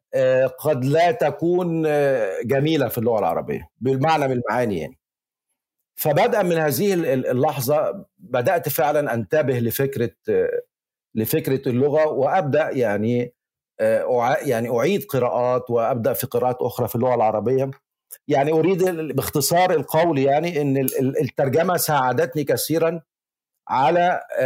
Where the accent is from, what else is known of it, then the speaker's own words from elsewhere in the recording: Egypt; accent: Egyptian; moved away as an adult; also born or lived in Valencia, Spain; now in Spain; أنا بتكلم مصري